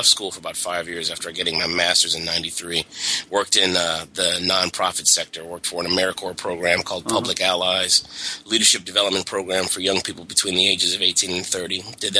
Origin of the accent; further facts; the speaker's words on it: California, United States; also born or lived in Atlanta, United States; out in California until high school, and then went to college at Morehouse College in Atlanta. I was as a Californian, basically.